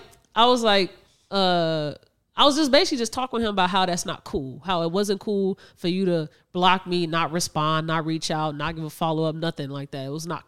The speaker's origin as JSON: {"language": "English", "town": "Chicago", "region": "Illinois", "country": "United States", "said": "we're from Chicago."}